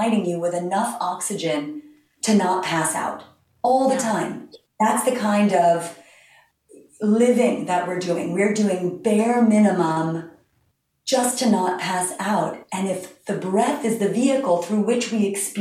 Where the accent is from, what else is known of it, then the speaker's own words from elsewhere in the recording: New York City, New York, United States; now in Long Island, United States; I grew up in Manhattan when kale was just a decorative plant in the planters of Park Avenue